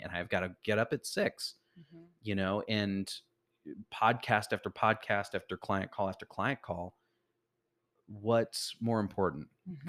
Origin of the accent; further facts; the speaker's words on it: Chicago, Illinois, United States; so I'm originally from Chicago, like we